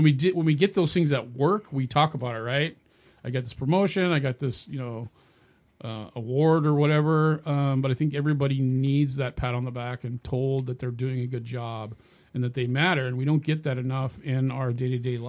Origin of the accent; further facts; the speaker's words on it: California, United States; moved away as an adult; also born or lived in Minnesota; I'm actually from California